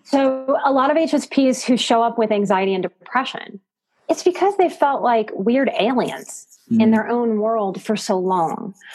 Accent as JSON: {"language": "English", "town": "New Orleans", "region": "Louisiana", "country": "United States", "said": "I'm from New Orleans."}